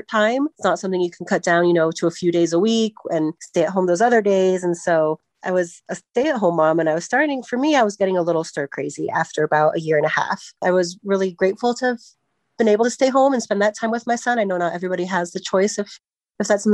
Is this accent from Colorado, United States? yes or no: yes; Centennial, Colorado, United States; I grew up in Centennial, went to Smoky Hill High School